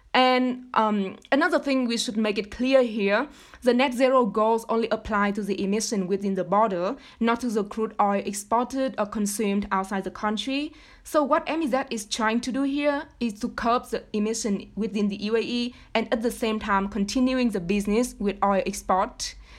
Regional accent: Vietnam; moved away; I come from Vietnam

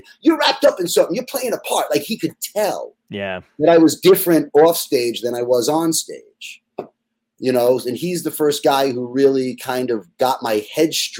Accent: Jericho, New York, United States; I was from Jericho on Long Island

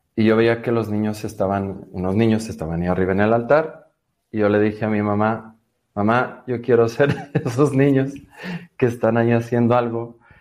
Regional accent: Mexico City, Mexico; nací en Ciudad de México en el 85

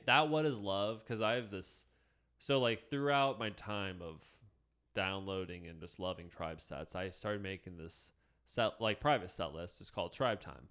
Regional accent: Warren, Ohio, United States; I grew up in Warren, Ohio

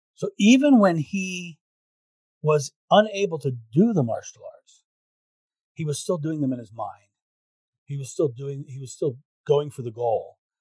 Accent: United States; I'm American

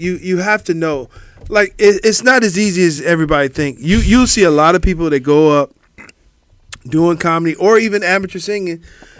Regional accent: Cleveland, Ohio, United States; And I grew up in Cleveland.

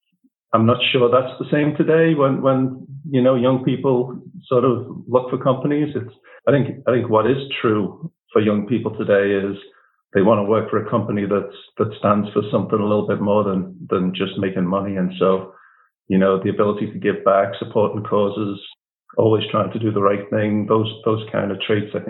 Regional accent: Liverpool, North West England, United Kingdom; moved away as an adult; now in United States; I was born in Liverpool, not to wealthy means by any stretch of the imagination

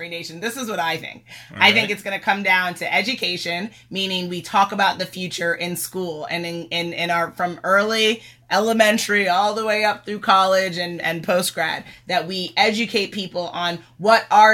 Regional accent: United States; being born and raised in America

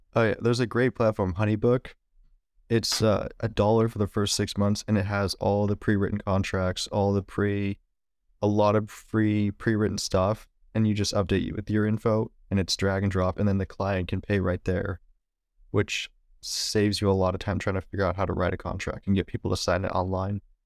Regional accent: Valley Springs, California, United States; moved away as an adult; also born or lived in San Francisco / Marin County; now in Oakland, United States; I was born in the city and then lived in Marin County till I was about ten. And then I mo-, or my parents moved up to Valley Springs, which is where I lived until I graduated high school

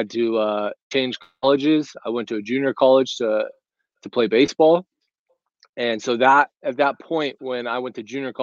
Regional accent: Anaheim, California, United States; I grew up in Southern California, Anaheim, California, to be exact

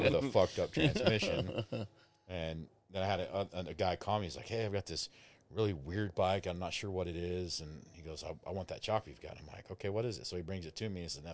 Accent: Abilene, Texas, United States; I'm from Abilene

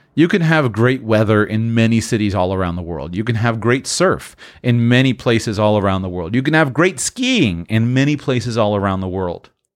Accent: United States; moved away as an adult; I'm from the United States

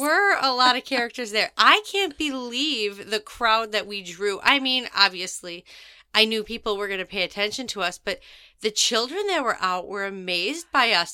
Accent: Wisconsin, United States; now in Naples, Florida, United States; back in Wisconsin, like, in my hometown

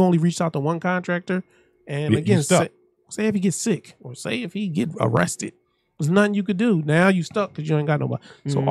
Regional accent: Philadelphia, Pennsylvania, United States; I grew up in South Philadelphia

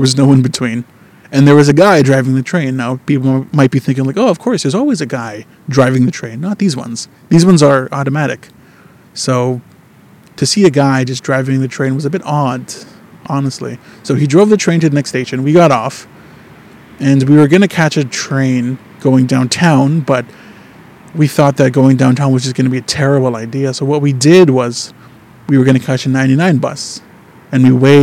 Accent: Winnipeg, Manitoba, Canada; now in Vancouver, Canada; in Winnipeg, where I'm from

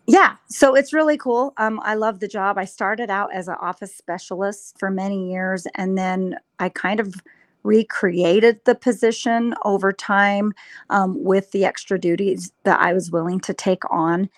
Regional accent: Utah, United States; moved away as an adult; now in Lava Hot Springs, United States; I was born and raised in Utah

